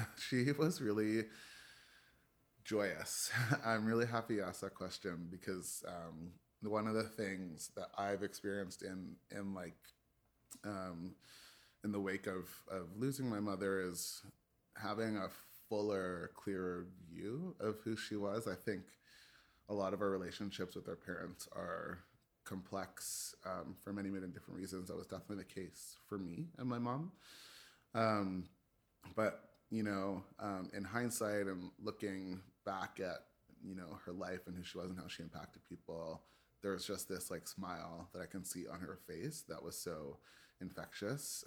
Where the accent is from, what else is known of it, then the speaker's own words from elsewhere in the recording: Toronto, Ontario, Canada; I was born in Scarborough General, um, and the earliest part of my life was, uh, in Scarborough.